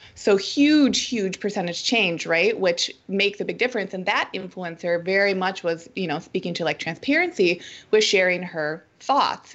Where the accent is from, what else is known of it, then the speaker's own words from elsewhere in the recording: Minneapolis, Minnesota, United States; now in Portland, United States; I'm from the Midwest, good old Minnesota, Minneapolis